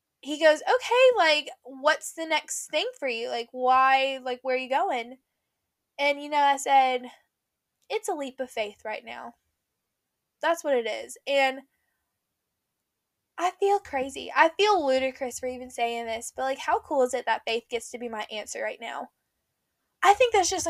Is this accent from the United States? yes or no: yes; Tennessee, United States; moved away as an adult; also born or lived in Nashville; now in Florida, United States; when I move back to Tennessee, it's not like I'm moving back to where I went to high school.